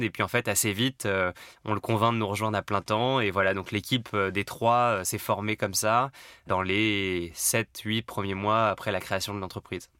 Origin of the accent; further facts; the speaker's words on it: Paris, Île-de-France, France; je suis parisien, j'ai 36 ans